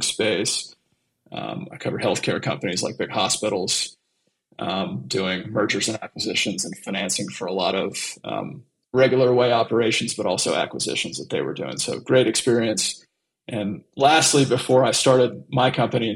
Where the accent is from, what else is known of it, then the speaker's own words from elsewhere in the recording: Southern Alabama, United States; moved away as an adult; also born or lived in Dallas, Texas / Atlanta, Georgia; I grew up in Southern Alabama and Dallas, Texas, for the most part. So graduated high school in Southern Alabama